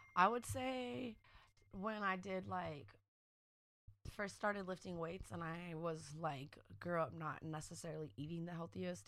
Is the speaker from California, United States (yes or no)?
yes; San Francisco, California, United States; also born or lived in Oakland / San Diego; growing up in San Francisco